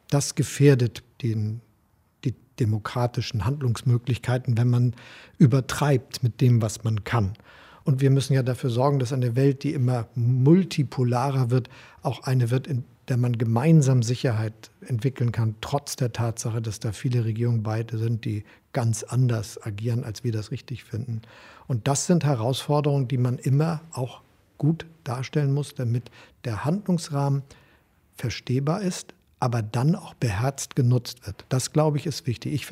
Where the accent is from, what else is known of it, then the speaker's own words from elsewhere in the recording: Hamburg, Germany; Ich bin knapp, nachdem Helmut Schmidt Kanzler wurde, als Hamburger in die SPD eingetreten.